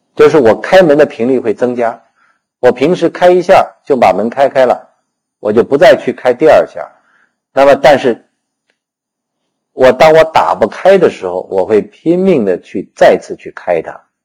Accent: China; 我们中国人

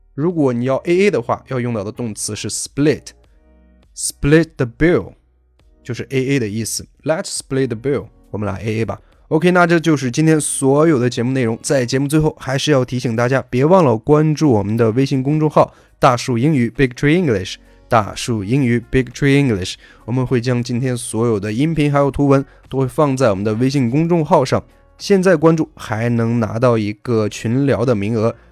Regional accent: China; 我们中国人

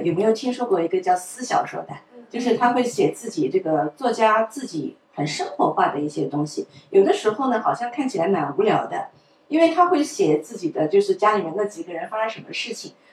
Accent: China; 我们中国人

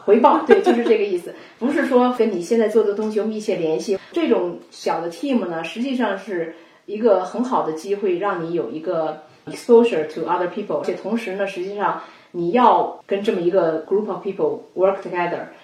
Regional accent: China; moved away as an adult; now in United States; 咱们大多数中国人留学过来

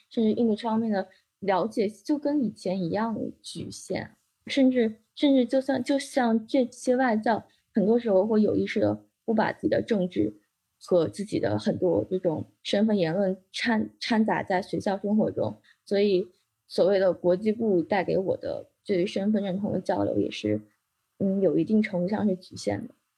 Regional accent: China; 我在这个中国的环境中长大

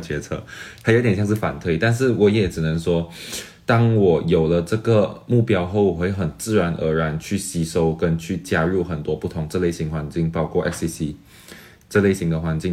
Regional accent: Kuala Lumpur, Federal Territory of Kuala Lumpur, Malaysia; first language Mandarin Chinese; moved away as an adult; now in Xiamen, China; 我永远是优先把自己看作马来西亚人。当然，因为马来西亚是一个生活养我的地方

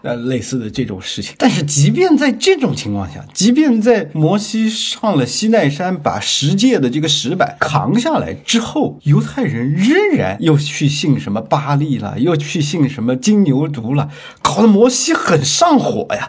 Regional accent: China; 我们中国人的诗经

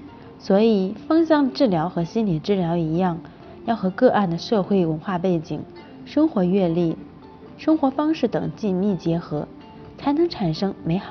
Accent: China; 而中国人对薰衣草的味道是陌生的，我们从小是在花椒大料的味道中长大的，我们对祖苏、茴香的味道远比对薰衣草熟悉。

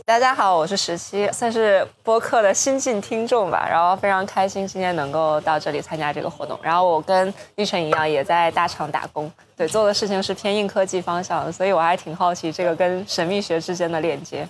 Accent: northern China, China; 我是北方人

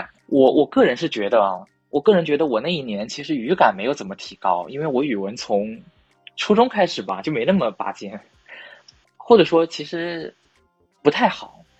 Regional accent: Hunan, China; 他说，因为我从湖南来的，就他每次都让我在人文地理讲题的时候要提供两个视角。

